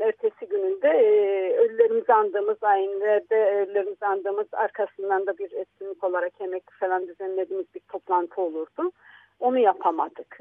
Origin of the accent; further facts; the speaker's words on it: Istanbul, Turkey; also born or lived in Samsun; Bizler diyelim ki İstanbul'da büyüdük. Ben Samsun'da doğmuş, 3,5-4 e, yaşındayken İstanbul'da gelmiş bir insan olarak